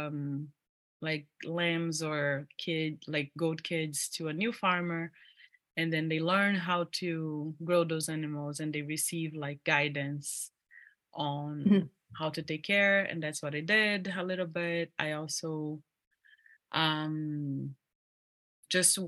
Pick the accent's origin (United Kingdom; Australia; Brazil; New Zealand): Brazil; English is a second language; moved away as an adult; now in Ithaca, United States; I am from Brazil and I live in Ithaca, New York.